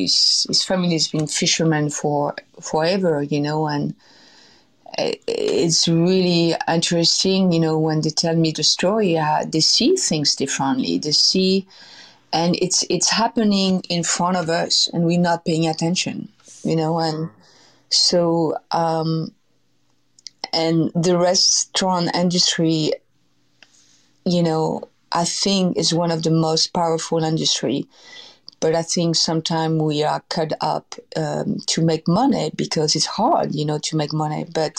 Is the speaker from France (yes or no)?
yes; Versailles, Île-de-France, France; born there; I was abandoned when I was 6 months old outside of Paris. I was born in Versailles.